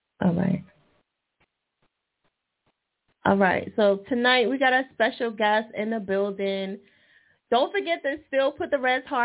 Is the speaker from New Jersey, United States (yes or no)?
yes; New Jersey, United States; Jersey, all right. My home state